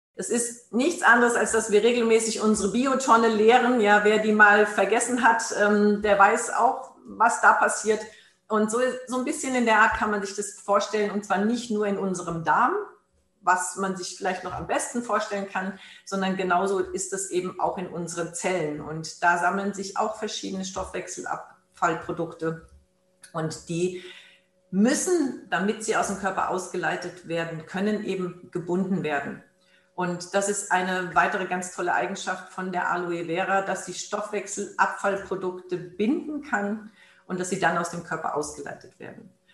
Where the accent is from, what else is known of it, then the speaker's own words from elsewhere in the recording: Germany; hier bei uns in Deutschland